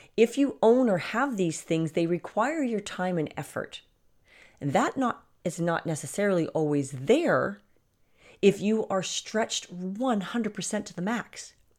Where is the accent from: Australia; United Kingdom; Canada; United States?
Canada; in Canada, our prime minister